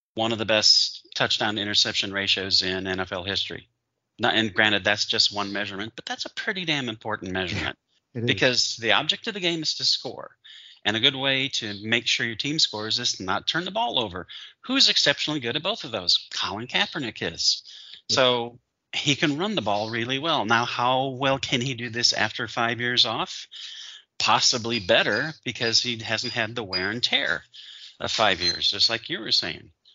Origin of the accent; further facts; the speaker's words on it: Michigan, United States; I grew up in Michigan